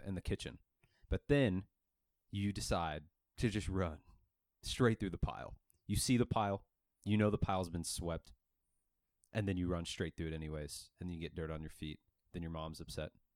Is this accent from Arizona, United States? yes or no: yes; Mesa, Arizona, United States; growing up in Northeast Mesa